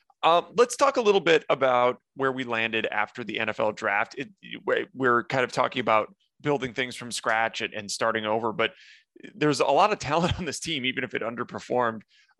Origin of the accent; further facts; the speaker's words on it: North Dakota, United States; I grew up in North Dakota